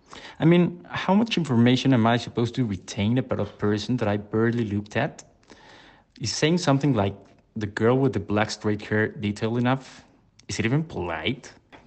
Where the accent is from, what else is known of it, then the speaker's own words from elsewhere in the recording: Mexico City, Mexico; I'm from Mexico City